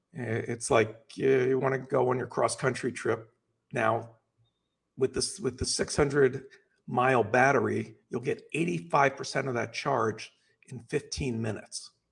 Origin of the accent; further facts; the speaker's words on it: Los Angeles, California, United States; I'm from Los Angeles